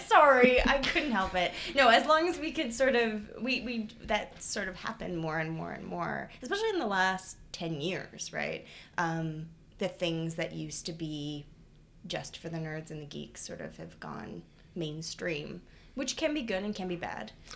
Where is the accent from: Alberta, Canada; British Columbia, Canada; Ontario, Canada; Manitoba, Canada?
Ontario, Canada; Toronto; moved away as an adult; now in Hamilton, Canada; I am from Toronto